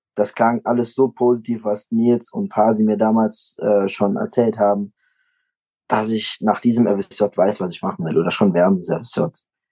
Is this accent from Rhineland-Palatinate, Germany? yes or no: yes; Föhren, Rhineland-Palatinate, Germany; Ich komme aus Föhren, das ist ein kleines Dorf bei Trier